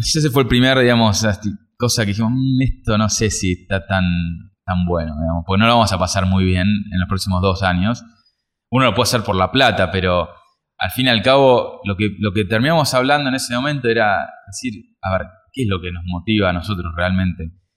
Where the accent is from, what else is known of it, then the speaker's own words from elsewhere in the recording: Argentina; como argentinos